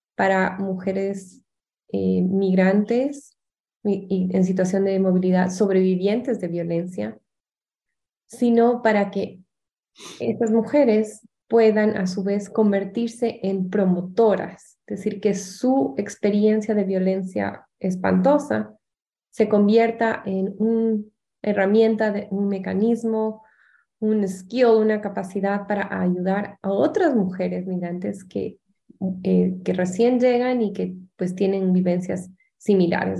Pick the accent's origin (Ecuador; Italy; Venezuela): Ecuador; also born or lived in Washington, United States; now in United States